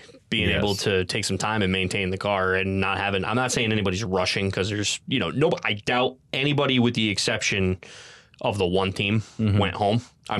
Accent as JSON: {"language": "English", "region": "New York", "country": "United States", "tie": "born or raised there", "said": "New York and Pennsylvania. My home state."}